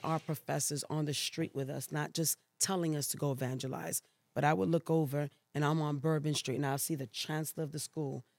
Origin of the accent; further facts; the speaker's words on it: New York City, New York, United States; moved away as an adult; also born or lived in Puerto Rico / Brooklyn / Queens / Louisiana; now in Elk Grove, United States; born there, but raised in New York City